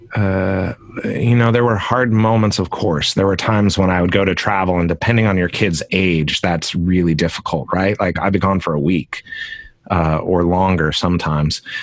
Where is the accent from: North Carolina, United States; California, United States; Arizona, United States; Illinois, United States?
California, United States; Concord; I grew up in California in the East Bay of San Francisco in a little town called Concord, California